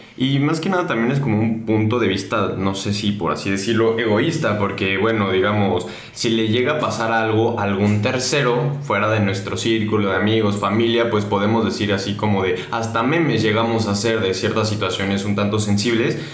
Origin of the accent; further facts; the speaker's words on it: Mexico; nosotros como mexicanos